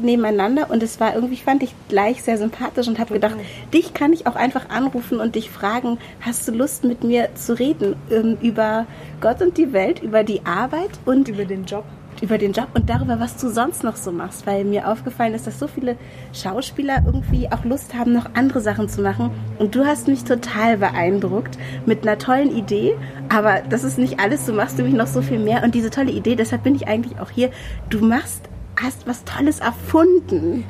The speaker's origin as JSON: {"language": "German", "town": "Hanover", "region": "Lower Saxony", "country": "Germany", "accent": "Hochdeutsch", "said": "als Hannoveranerin, da ist das Hochdeutsch und das war's."}